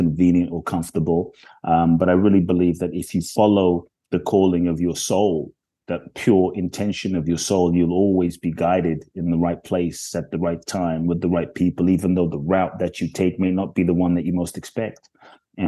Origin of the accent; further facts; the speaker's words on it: London, United Kingdom; also born or lived in Ghana; now in United States; I grew up in London